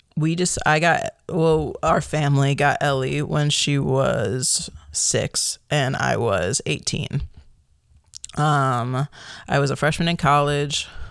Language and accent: English; Chicago, Illinois, United States; moved away as an adult; also born or lived in Michigan / Kalamazoo / Appleton; now in Oregon, United States; I grew up in the Chicagoland area